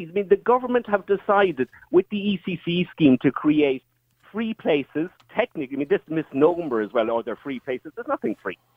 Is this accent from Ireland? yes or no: yes; Connacht, Ireland; I've never swung a hurl in my life. I'm from Mayo.